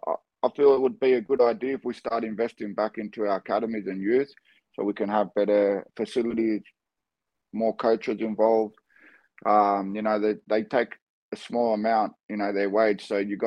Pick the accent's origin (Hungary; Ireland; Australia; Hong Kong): Australia; born there; So I'm Australian born, but everything about me is Greek, right? I'm Cypriot.